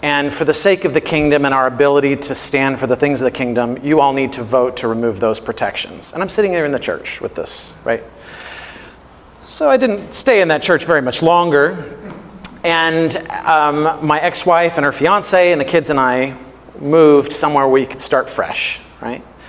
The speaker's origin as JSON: {"language": "English", "region": "Missouri", "country": "United States", "tie": "born or raised there", "said": "I grew up in Missouri"}